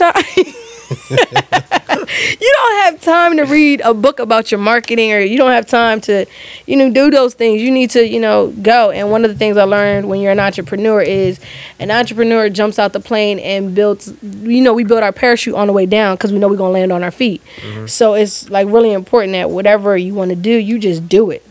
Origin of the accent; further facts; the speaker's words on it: Delaware, United States; I'm from Delaware